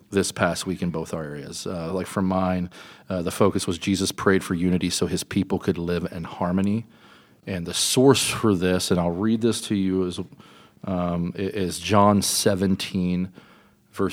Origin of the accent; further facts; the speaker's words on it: Kentucky, United States; Kentucky, my home state